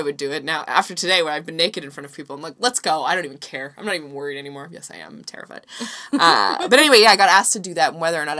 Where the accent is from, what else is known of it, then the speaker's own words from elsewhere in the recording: Canada; as a Canadian without a travel visa for work